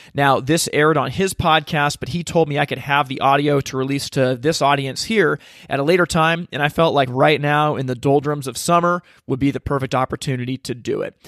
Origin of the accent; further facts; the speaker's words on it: Corvallis, Oregon, United States; From a little town called Corvallis, Oregon